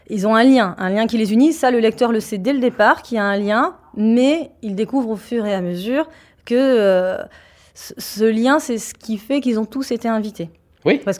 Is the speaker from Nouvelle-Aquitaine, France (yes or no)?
no; Paris, Île-de-France, France; De Paris. je suis de Paris.